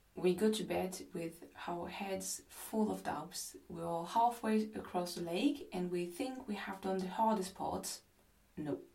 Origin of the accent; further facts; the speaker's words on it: France; English is a second language; I'm not English, I'm French, and my English is far from being perfect